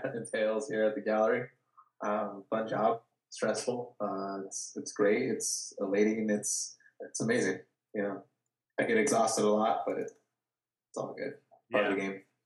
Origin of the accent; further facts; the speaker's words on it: Watsonville, California, United States; I grew up in Watsonville. Um, it's it's like an hour and a half south of uh, San Francisco